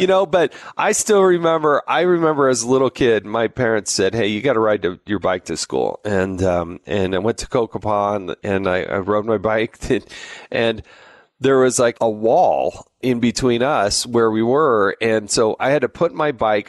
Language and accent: English; Arizona, United States; moved away; I actually went to grade school and high school there